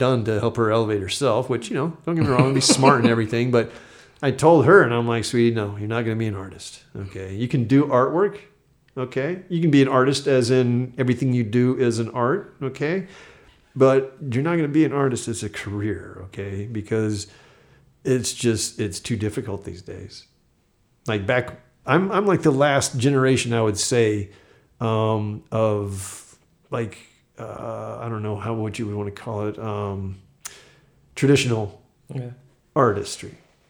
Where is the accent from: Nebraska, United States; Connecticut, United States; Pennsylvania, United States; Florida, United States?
Florida, United States; because I grew up military near Eglin Air Force Base.